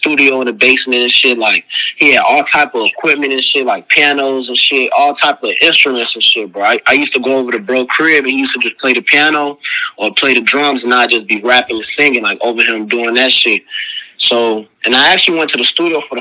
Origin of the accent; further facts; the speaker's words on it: Chicago, Illinois, United States; now in Los Angeles, United States; I lived my earlier days, I lived in Uptown, I think, up until, like, third or fourth grade. That's when I moved to Rogers Park. So I'm just like an up north baby